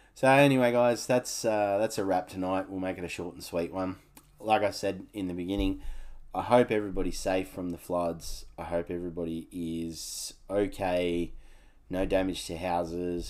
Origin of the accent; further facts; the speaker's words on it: Canberra, Australian Capital Territory, Australia; growing up in Canberra, we used to catch the bus to the Woden shopping centre